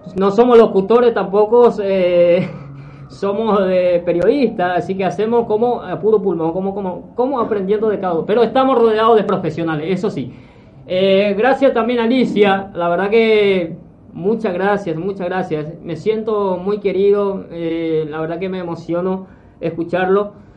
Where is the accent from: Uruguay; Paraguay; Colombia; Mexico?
Paraguay; Itá, Central; moved away as an adult; now in Buenos Aires, Argentina; del pueblo donde yo nací, eh, Laguna Itá, Paraguay.